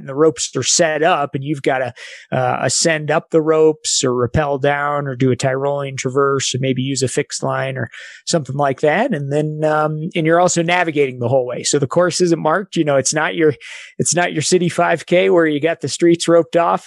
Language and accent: English; Evergreen, Colorado, United States; also born or lived in Salida, Colorado; I grew up in Evergreen, Colorado